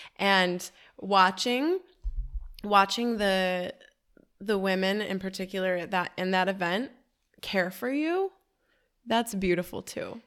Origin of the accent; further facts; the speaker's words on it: Detroit, Michigan, United States; now in Miami, United States; Detroit. That's my hometown.